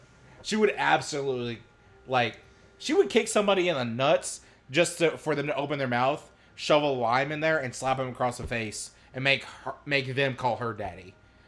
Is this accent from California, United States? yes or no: no; Robbinsville, North Carolina, United States; I'm from Robbinsville, so, you know, our famous moonshiner is Jim Tom. You know, he lived, like, 10 minutes away from me